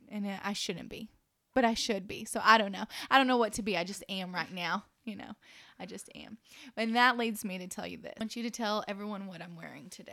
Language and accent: English; Dallas–Fort Worth Metroplex, Texas, United States; moved away as an adult; now in Lubbock, United States; I'm from the Metroplex